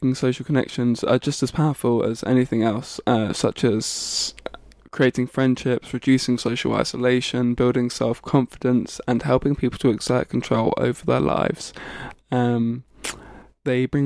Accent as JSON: {"language": "English", "town": "Bedford", "region": "East of England", "country": "United Kingdom", "tie": "born or raised there", "moved": "yes", "said": "I also went back to Bedford, my hometown"}